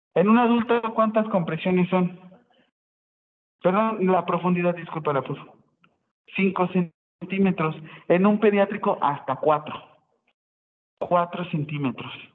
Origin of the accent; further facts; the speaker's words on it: Acapulco, Guerrero, Mexico; yo soy de Acapulco y soy salvavidas